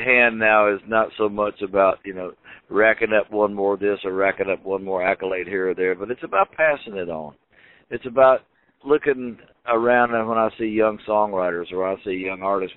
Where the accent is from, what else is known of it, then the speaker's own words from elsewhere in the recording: Philadelphia, Mississippi, United States; my hometown